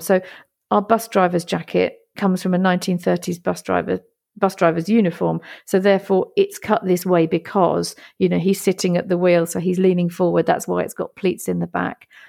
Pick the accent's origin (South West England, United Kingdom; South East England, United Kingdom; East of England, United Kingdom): East of England, United Kingdom; Great Yarmouth; moved away as an adult; also born or lived in Italy; Great Yarmouth is my hometown. It's where my family come from. It's where I've grown up.